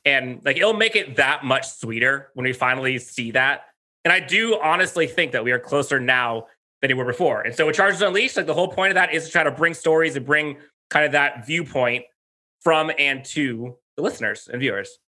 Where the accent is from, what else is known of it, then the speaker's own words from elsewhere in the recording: San Diego, California, United States; also born or lived in La Mesa / El Cajon; I grew up in Southern California, so I grew up in San Diego, so I was in La Mesa, uh, area for a bit, El Cajon